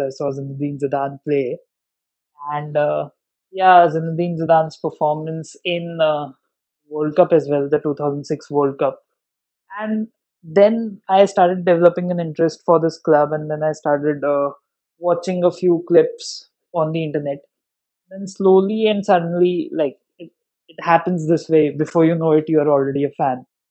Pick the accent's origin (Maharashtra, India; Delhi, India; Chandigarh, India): Delhi, India; I'm from Delhi